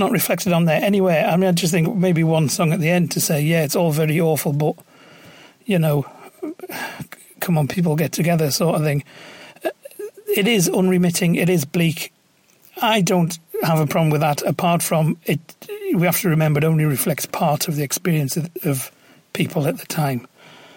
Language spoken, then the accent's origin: English; County Durham, North East England, United Kingdom; I grew up in County Durham, where there's steel towns